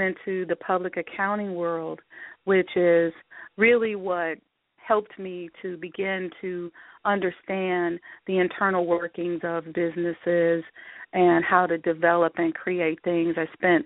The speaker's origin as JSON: {"language": "English", "town": "Omaha", "region": "Nebraska", "country": "United States", "tie": "born or raised there", "said": "I grew up in Nebraska. Omaha, Nebraska, to be exact."}